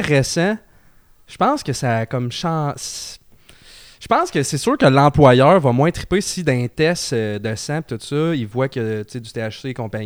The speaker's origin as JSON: {"language": "French", "town": "Trois-Rivières", "region": "Quebec", "country": "Canada", "said": "moi, je viens de Trois-Rivières"}